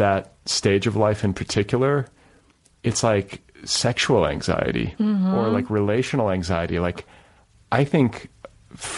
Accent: Midwest, United States; growing up in the Midwest

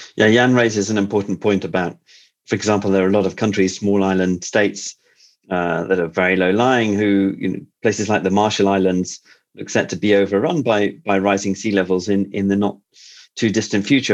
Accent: United Kingdom; a Brit like me

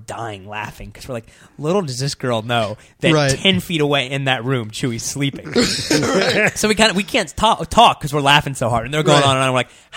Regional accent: Ohio, United States; moved away; I was from Ohio

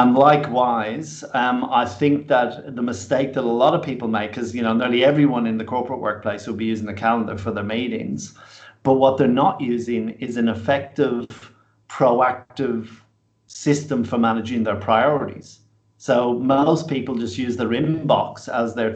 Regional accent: Ireland; moved away as an adult; now in Australia; when I came to Australia, as I say, it was in my mid-20s, I kind of felt like I came home. Australia was immediately a really good fit for me. And though I'm fiercely Irish

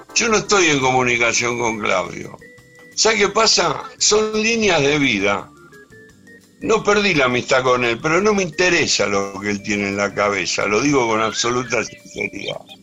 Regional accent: Ranelagh, Buenos Aires Province, Argentina; Yo soy nacido en Capital, sí. Pero cuando era un niño vine a vivir acá a Ranelagh, o sea que tengo una parte de mi infancia

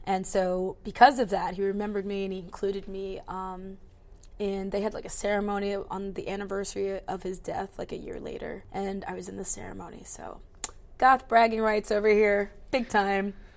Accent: between Baltimore and DC, Maryland, United States; I grew up in Maryland between like Baltimore and DC

